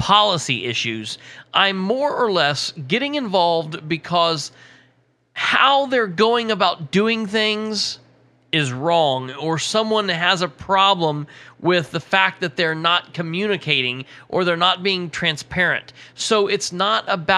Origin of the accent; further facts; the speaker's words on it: Muncie, Indiana, United States; also born or lived in Winchester; I was born and raised in Muncie